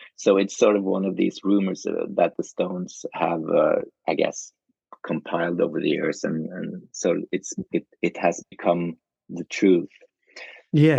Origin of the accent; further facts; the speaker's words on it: Norway; I come from Norway